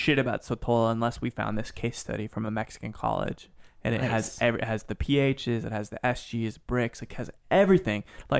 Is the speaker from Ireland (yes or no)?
no; United Kingdom; A Brit guy or a... I'm a Brit guy.